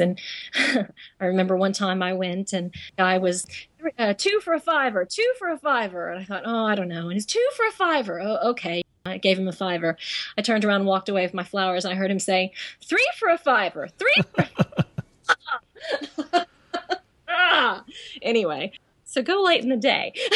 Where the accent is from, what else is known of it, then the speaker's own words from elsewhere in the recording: Texas, United States; now in London, United Kingdom; I'm I'm a girl from Texas and I love country